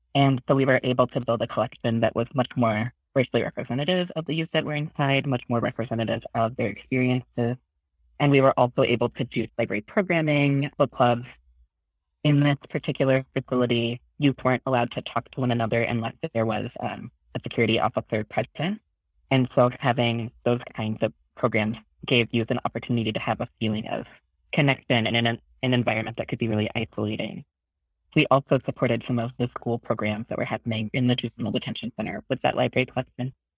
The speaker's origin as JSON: {"language": "English", "region": "Oklahoma", "country": "United States", "tie": "born or raised there", "moved": "as an adult", "lives_now": "San Francisco, United States", "said": "I grew up in Oklahoma"}